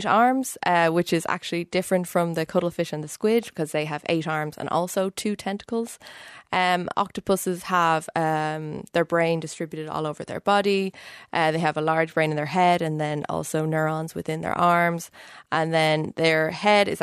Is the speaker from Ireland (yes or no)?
yes; Dublin, Leinster, Ireland; moved away as an adult; now in Cambridge, United Kingdom; I'm Irish. I've lived in Dublin until I finished my PhD